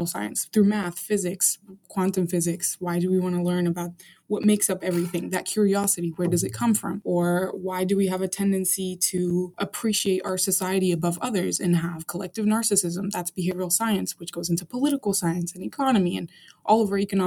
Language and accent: English; Arlington, Virginia, United States; also born or lived in Caracas, Venezuela; I'm like American in nature because I grew up in the States